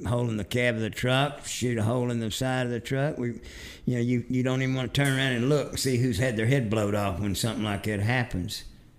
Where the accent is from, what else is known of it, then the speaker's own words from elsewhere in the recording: Fort Worth, Texas, United States; Cowtown, my hometown